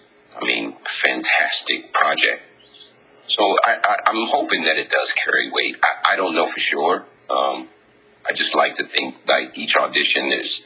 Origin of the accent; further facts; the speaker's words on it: Germany; also born or lived in Japan; You know, I grew up in Germany and Japan and all these different places.